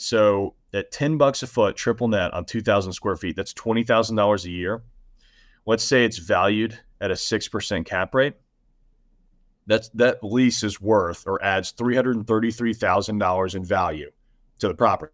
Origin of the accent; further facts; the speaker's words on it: the South, United States; I'm from the South